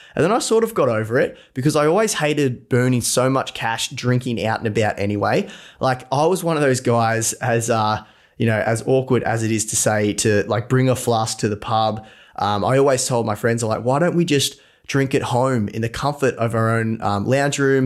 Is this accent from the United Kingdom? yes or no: no; Latrobe, Victoria, Australia; also born or lived in Melbourne; I'm from Latrobe, Latrobe City in Victoria